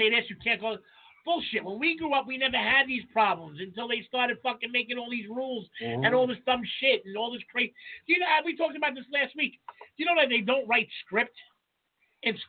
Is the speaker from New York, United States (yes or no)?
yes; New York, United States; also born or lived in Virginia; I'm from New York